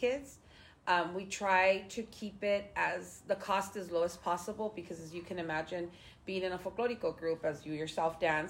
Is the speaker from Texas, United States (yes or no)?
no; Los Angeles, California, United States; I was actually, like I said, born on Grande Vista Street in the corner house, then moved when I was about two to the middle of the street. And then in 2004, we purchased a house here on Grande Vista.